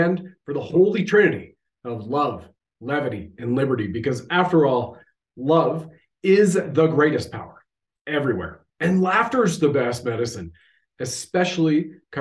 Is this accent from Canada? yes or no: yes; Canada